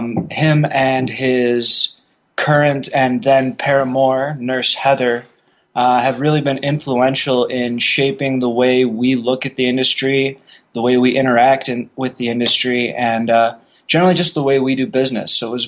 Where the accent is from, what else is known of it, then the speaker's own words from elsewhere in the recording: Park Ridge, Illinois, United States; moved away; also born or lived in Dallas, Texas / Arizona; I was born in Chicago, Illinois, the suburbs thereof, but you've never heard of Park Ridge.